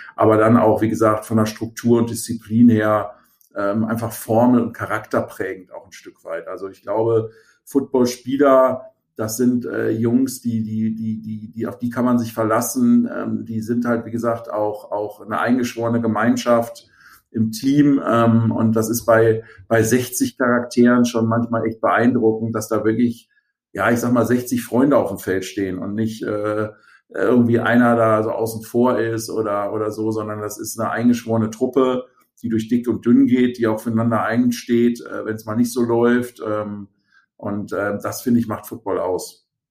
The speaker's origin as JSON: {"language": "German", "region": "Rhineland", "country": "Germany", "tie": "born or raised there", "also_born_or_lived": "Hamburg", "moved": "as an adult", "said": "ich bin ja gebürtiger Rheinländer"}